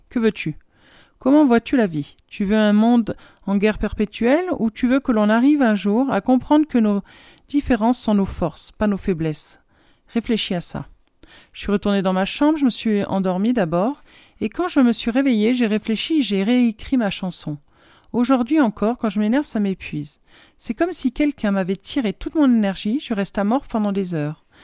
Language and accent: French; Benin; Dans le pays où j'ai grandi, le Bénin, en Afrique de l'Ouest, mon père revendiquait le fait que nous allions tous à l'école, filles comme garçons.